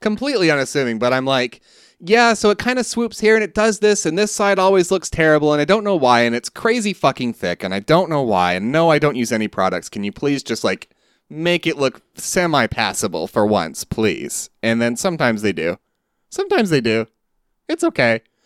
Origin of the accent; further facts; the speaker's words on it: Southeast, United States; growing up in the Southeast